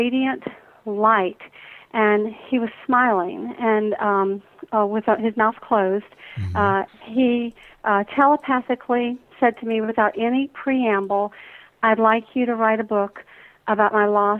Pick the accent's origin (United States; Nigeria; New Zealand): United States; Atlanta, Georgia; growing up in the Deep South here in Atlanta, right. Georgia